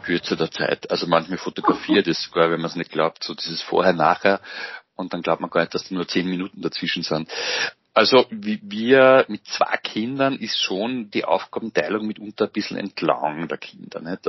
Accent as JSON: {"language": "German", "town": "Engerwitzdorf", "region": "Upper Austria", "country": "Austria", "tie": "born or raised there", "said": "Ich bin gebürtiger Mühviertler, kann man vielleicht auch dazu sagen, und äh, bin in Engerwiesdorf aufgewachsen"}